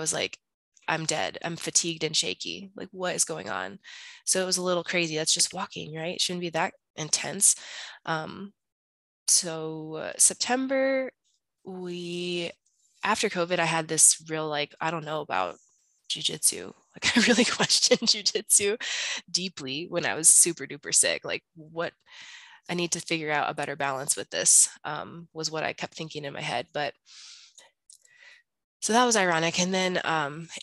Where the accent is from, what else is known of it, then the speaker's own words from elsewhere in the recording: Bloomington, Illinois, United States; also born or lived in Colorado / Chicago, Illinois; where I'm from, to Bloomington in Illinois